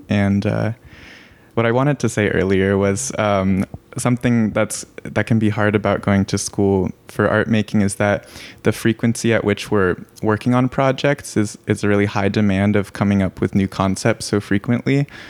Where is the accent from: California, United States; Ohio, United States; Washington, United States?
California, United States; Santa Cruz; I'm from Santa Cruz, California